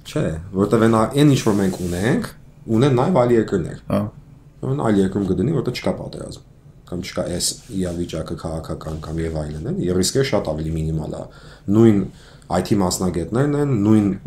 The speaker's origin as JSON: {"language": "Armenian", "country": "Armenia", "said": "Ես ես հայաստանցի եմ։ Ուղղակի պասպորտս հայկական չի, ամերիկյան է"}